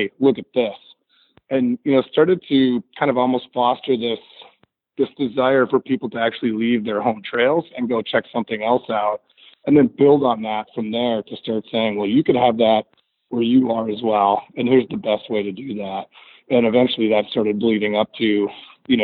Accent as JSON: {"language": "English", "region": "Midwest", "country": "United States", "said": "I really have always felt as a Midwesterner"}